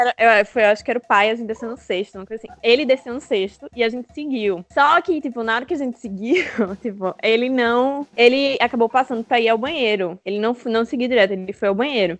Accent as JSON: {"language": "Portuguese", "town": "Candeias", "country": "Brazil", "said": "nós dois somos de Candeias"}